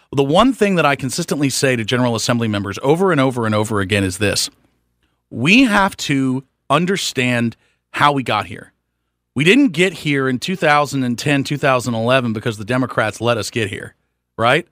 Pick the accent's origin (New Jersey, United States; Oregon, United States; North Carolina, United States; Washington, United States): North Carolina, United States; Charlotte; I live right uptown. I, I love this community. I've been here my whole life.